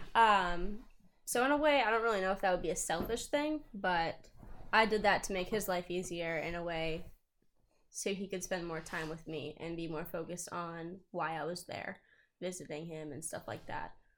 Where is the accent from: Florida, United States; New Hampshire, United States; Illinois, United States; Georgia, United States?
New Hampshire, United States; southern; I live in southern New Hampshire